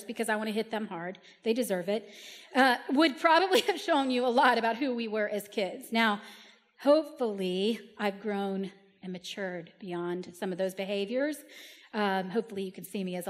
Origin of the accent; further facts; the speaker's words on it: Key Largo, Florida, United States; I was raised in Key Largo.